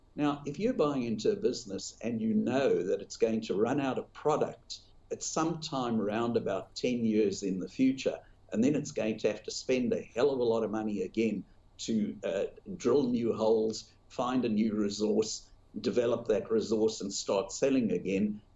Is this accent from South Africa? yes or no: yes; South Africa; now in Australia; I grew up in South Africa where gold was the biggest subject of conversation in the business press